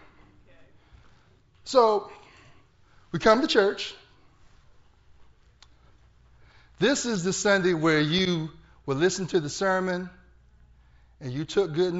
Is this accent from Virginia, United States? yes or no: yes; Portsmouth, Virginia, United States; I'm from Portsmouth, Virginia.